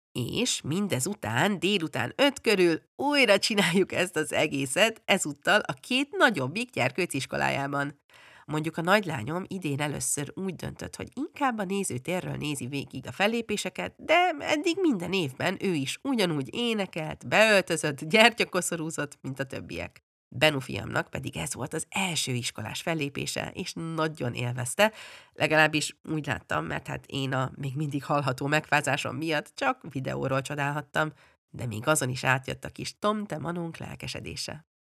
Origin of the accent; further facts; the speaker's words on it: Budapest, Hungary; moved away as an adult; also born or lived in England; now in Sweden; amikor bő nyolc évesen hazaköltöztünk Angliáról Budapestre, egy kifejezetten hagyományőrző általános iskolába kerültem